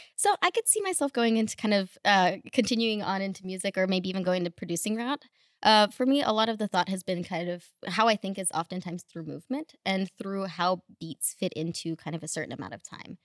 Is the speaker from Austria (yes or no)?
no; Russia; also born or lived in Houston, Texas, United States; now in Los Angeles, United States; originally from Russia, then moved to Houston, then moved to L A.